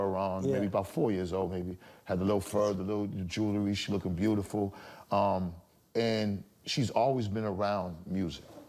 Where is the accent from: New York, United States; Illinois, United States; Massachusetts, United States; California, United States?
Massachusetts, United States; Boston; we're both from Roxbury, Massachusetts